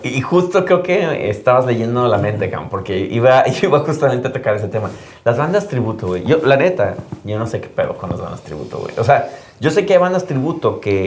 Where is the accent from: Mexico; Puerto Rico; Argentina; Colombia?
Mexico